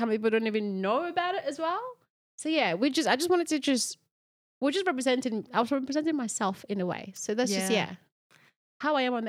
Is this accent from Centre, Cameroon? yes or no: no; Bamenda, Northwest Region, Cameroon; moved away; where we are from Bamenda, Cameroon.